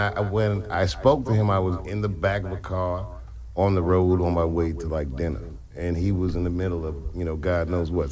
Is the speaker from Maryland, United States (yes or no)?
yes; Silver Spring, Maryland, United States; also born or lived in Washington, D.C.; I used to live in Silver Spring from like zero to ten